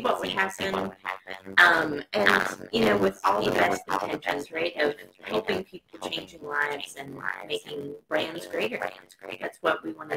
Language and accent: English; Maryland, United States; now in North Carolina, United States; I grew up in Maryland and moved.